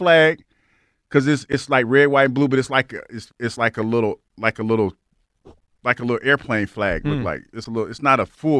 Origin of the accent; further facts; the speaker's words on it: Ohio, United States; Ohio has their own flag in the Buckeye. I remember that because I'm from the Buckeye state.